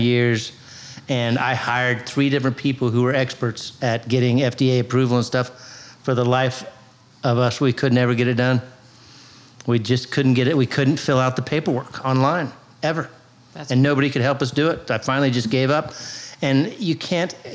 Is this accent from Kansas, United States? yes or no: yes; Wichita, Kansas, United States; now in Louisville, United States; I'm originally from Kansas. Yeah, Wichita originally